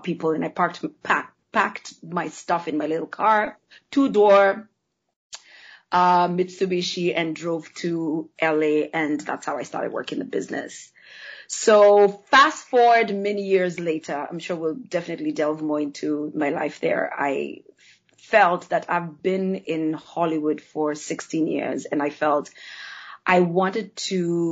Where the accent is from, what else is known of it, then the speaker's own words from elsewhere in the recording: Nairobi, Kenya; moved away; am actually originally from Kenya. I grew up in Nairobi, Kenya, which is in East Africa